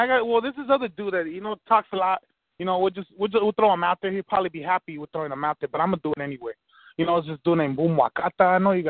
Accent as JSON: {"language": "English", "town": "Pasadena", "region": "California", "country": "United States", "said": "I'm from Pasadena, California, out here in LA County."}